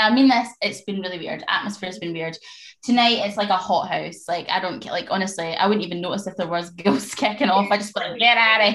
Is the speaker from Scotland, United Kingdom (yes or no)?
yes; Scotland, United Kingdom; we're just a Scottish people.